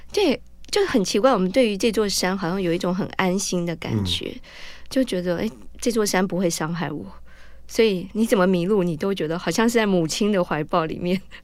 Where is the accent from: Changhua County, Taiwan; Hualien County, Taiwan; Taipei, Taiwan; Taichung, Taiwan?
Taipei, Taiwan; 我从小，呃，土生土长的，我是台，呃，北投人嗯。那我从小是在北投成长的